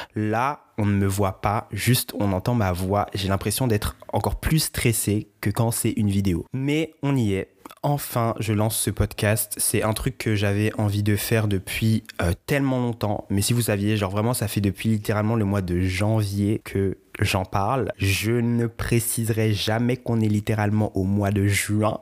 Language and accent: French; Guadeloupe; je suis originaire de la Guadeloupe